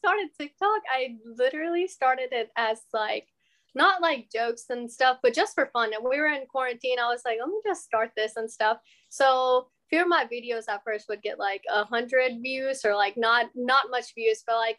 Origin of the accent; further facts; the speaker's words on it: Beaumont, Texas, United States; now in Houston, United States; I'm originally from Beaumont, but we recently moved to Houston too. So I'm like back and forth.